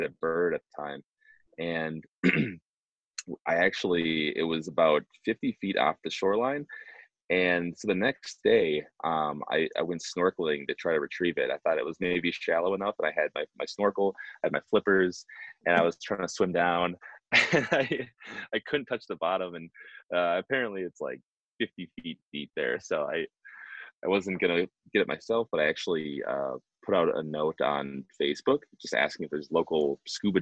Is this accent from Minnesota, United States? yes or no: yes; Minneapolis, Minnesota, United States; I'm from Minneapolis